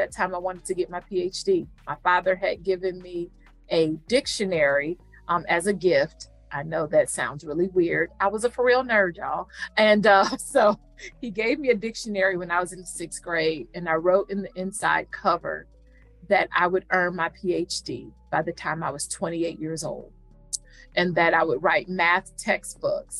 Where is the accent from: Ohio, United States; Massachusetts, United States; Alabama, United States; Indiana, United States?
Ohio, United States; Cleveland; also born or lived in Houston, Texas; now in Philadelphia, United States; I am not originally from Philly. I'm a Cleveland girl